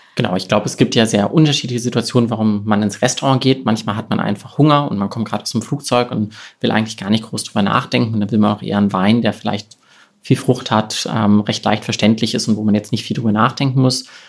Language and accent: German; Cologne, North Rhine-Westphalia, Germany; moved away as an adult; also born or lived in Wiesbaden / Rheingau; damals noch in Köln in meiner Heimat